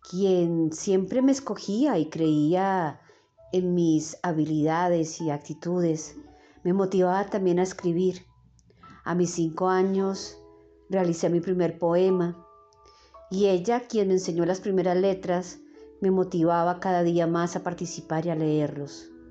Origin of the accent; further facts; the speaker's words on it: Bogotá, Colombia; born there; nací en Bogotá, Colombia, un 14 de septiembre de 1976, a eso de las 10 de la noche.